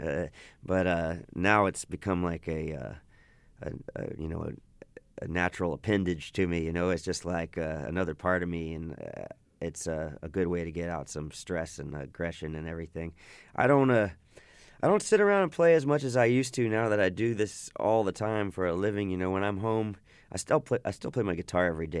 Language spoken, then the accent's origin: English; Austin, Texas, United States; I grew up in and around Austin all my life